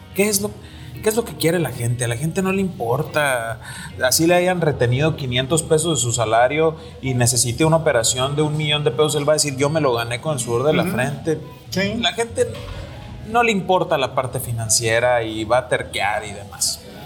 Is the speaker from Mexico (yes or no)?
yes; Mexico; como tantos mexicanos